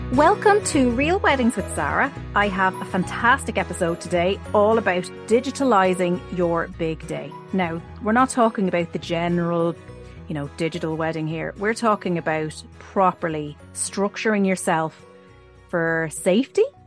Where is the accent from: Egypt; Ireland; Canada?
Ireland; us being Irish